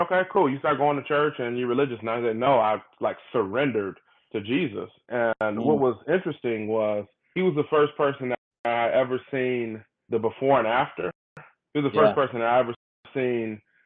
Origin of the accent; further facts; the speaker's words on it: Detroit, Michigan, United States; born and raised in Detroit, Michigan, northwest side of Detroit